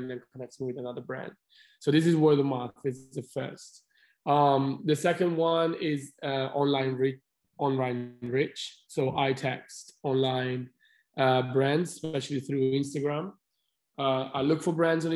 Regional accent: Milan, Lombardy, Italy; moved away as an adult; I'm from Italy. I'm from Milan.

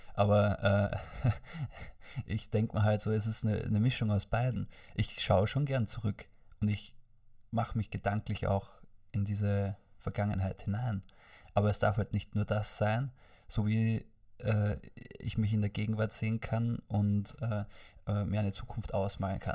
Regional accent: Vorarlberg, Austria; wie ich dort aufgewachsen bin in Vorarlberg

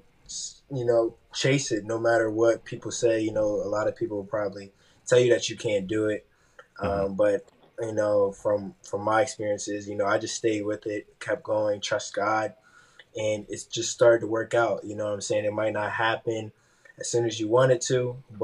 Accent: Wilmington, Delaware, United States; I'm from Wilmington, Delaware

